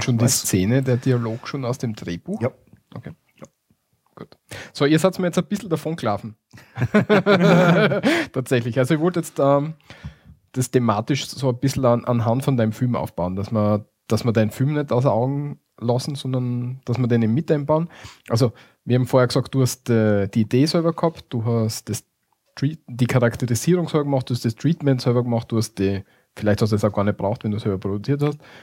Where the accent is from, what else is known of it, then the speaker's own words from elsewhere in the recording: Austria; bei uns in Österreich